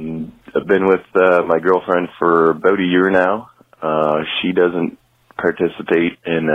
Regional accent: Kingston, Ontario, Canada; I'm from Kingston, Ontario, Canada.

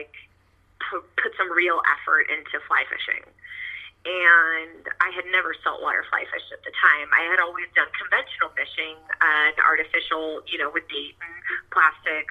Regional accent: Bandera, Texas, United States; now in Rockport, United States; I'm actually originally from the Hill Country in a small town called Bandera

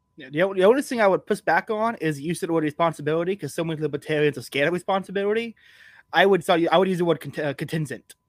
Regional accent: Texas, United States; I'm from Texas

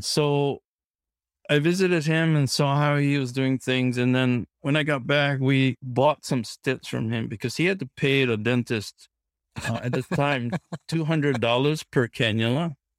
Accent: Kauai, Hawaii, United States; moved away as an adult; also born or lived in Corvallis, Oregon; I grew up on Kauai in Hawaii

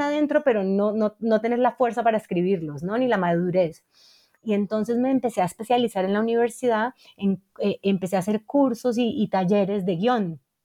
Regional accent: Cali, Valle del Cauca, Colombia; yo crecí en Cali

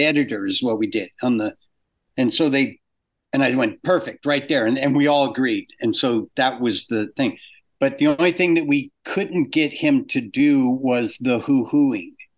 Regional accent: Orange County, California, United States; moved away as an adult; also born or lived in England; I grew up in Orange County and I came up here.

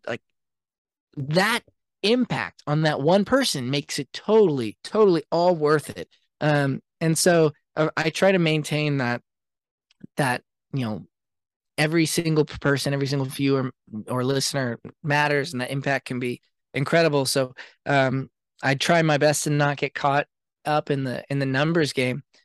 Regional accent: Seattle, Washington, United States; I grew up in Seattle, which was, like, a really cool music scene

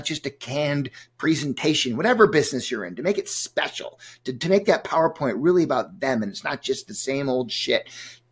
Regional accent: Minneapolis, Minnesota, United States; my hometown here where I live in Minneapolis

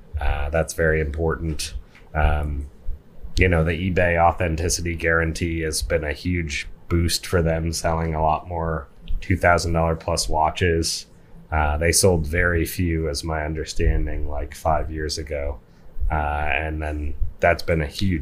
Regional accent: Manitowoc, Wisconsin, United States; when I was in growing up in Manitowoc, Wisconsin

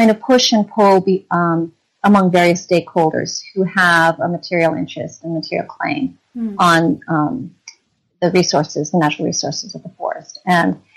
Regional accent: Vermont, United States; I grew up in Vermont

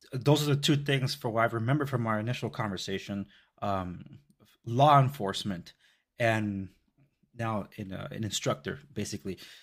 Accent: Compton, California, United States; I grew up in the Compton Watts border

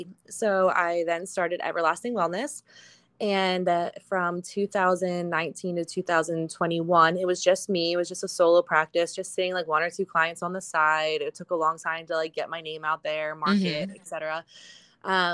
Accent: Berks County, Pennsylvania, United States; I am from Berks County, Pennsylvania.

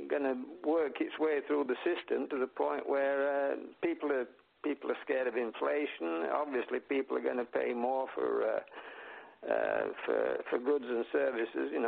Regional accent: France; my home country, France

